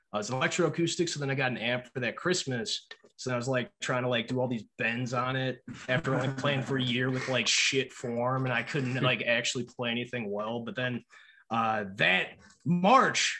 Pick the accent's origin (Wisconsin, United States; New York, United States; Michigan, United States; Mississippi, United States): Wisconsin, United States; Appleton; I'm from Appleton, Wisconsin